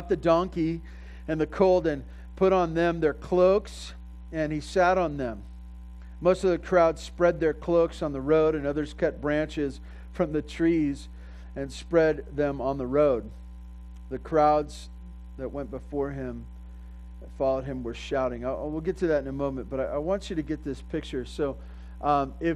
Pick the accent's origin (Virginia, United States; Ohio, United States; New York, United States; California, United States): California, United States; Santa Barbara; I grew up in Santa Barbara